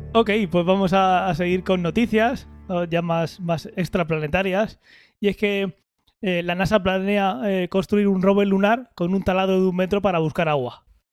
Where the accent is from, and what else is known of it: Region of Murcia, Spain